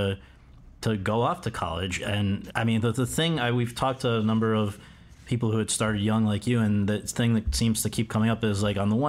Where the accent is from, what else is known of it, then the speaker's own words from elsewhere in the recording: New Haven, Connecticut, United States; I'm from New Haven.